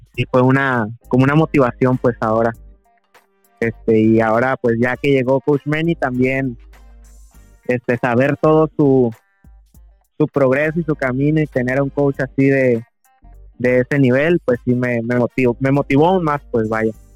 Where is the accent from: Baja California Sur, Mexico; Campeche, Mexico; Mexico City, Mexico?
Baja California Sur, Mexico; Loreto; also born or lived in La Paz / San José del Cabo; nací en La Paz, me a vivir a, San José un año y ya toda mi vida acá en Loreto